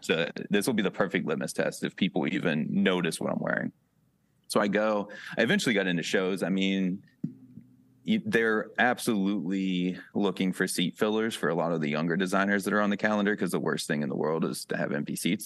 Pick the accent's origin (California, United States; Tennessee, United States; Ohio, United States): Ohio, United States; Wellsville; accent: Western PA; also born or lived in Pittsburgh; now in Cleveland, United States; I grew up in Wellsville